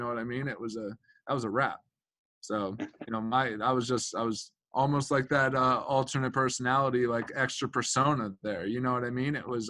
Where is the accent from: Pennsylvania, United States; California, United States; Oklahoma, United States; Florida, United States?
Pennsylvania, United States; I was from Pennsylvania